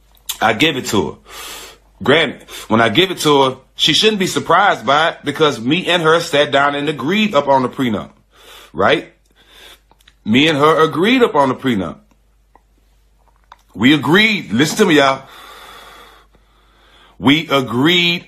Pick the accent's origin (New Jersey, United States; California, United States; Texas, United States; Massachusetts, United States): Texas, United States; Port Arthur; I'm from Texas. I'm from Port Arthur, which is an hour from Houston